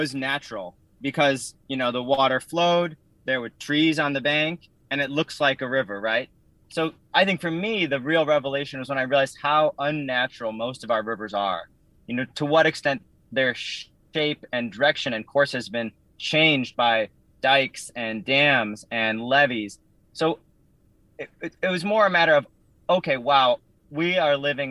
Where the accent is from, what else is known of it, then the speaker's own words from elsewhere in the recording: Minneapolis, Minnesota, United States; I grew up in Minneapolis